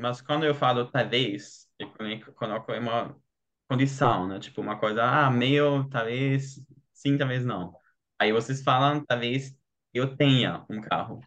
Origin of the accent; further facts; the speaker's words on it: Germany; Portuguese is a second language; eu sou alemão